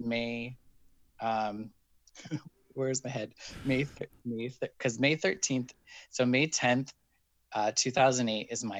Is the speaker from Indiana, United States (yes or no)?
no; Wendell, Idaho, United States; moved away as an adult; also born or lived in Jerome, Idaho / Boise, Idaho / Chicago, Illinois; now in San Francisco, United States; But I lived in Wendell pretty much, you know, from when I lived in the city of Wendell my whole life until I was 18 and moved away.